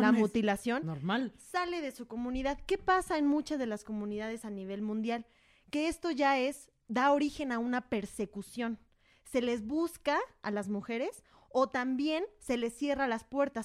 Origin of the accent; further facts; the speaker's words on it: Mexico; como mexicanos